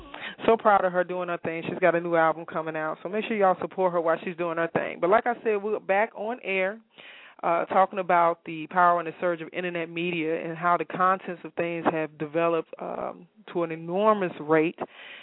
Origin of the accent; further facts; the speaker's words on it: Chicago, Illinois, United States; now in Atlanta, United States; I'm from Chicago.